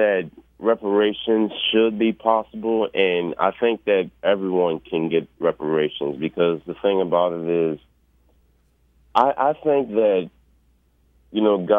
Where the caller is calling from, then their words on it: New Orleans, Louisiana, United States; I'm calling from New Orleans, Louisiana.